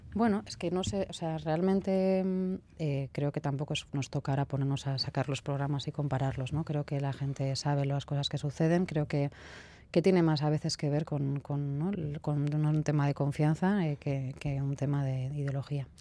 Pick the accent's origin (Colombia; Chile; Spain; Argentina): Spain; Bilbao, Basque Country; soy de aquí de Bilbao